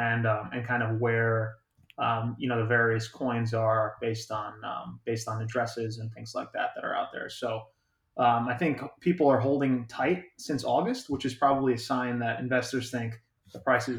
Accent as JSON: {"language": "English", "country": "United States", "said": "We do enjoy our friends up there, but no, we're Yanks and Yank transplants."}